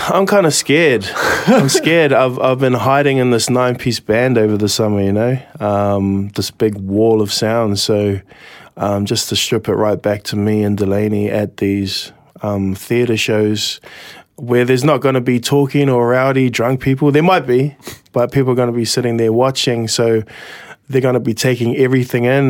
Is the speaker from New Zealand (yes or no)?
yes; New Zealand; Kitty Kitty at my hometown